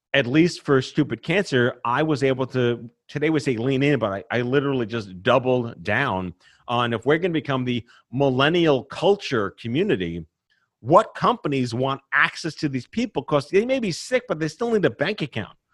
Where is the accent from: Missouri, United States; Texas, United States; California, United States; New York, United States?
New York, United States; New York City; I born and raised in New York City